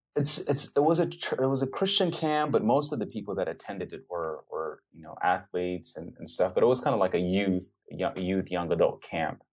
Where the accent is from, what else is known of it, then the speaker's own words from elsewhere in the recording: Dallas, Texas, United States; also born or lived in Ethiopia; I was raised in in Dallas with my mom